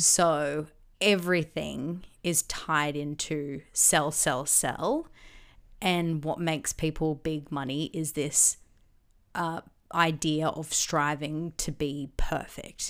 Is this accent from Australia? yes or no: yes; Gold Coast, Queensland, Australia; growing up on the Gold Coast